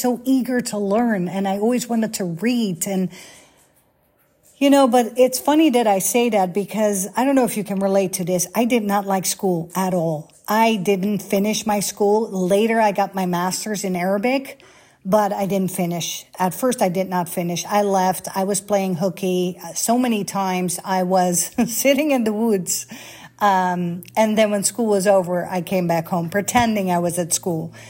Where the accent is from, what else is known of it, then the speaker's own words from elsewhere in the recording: Netherlands; first language Dutch; English is a second language; moved away as an adult; also born or lived in Bahrain; born and raised in Holland, like 20 minutes from Amsterdam.